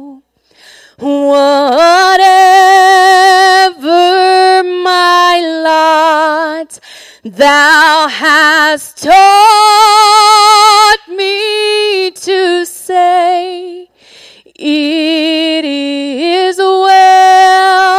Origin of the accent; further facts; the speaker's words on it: South Mississippi, United States; accent: South Mississippi; The accent is from South Mississippi.